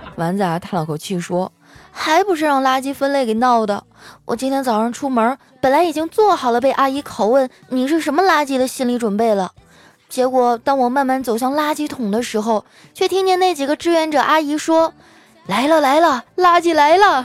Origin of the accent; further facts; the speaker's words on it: Qitaihe, Heilongjiang, China; moved away; 我老家在七台河产煤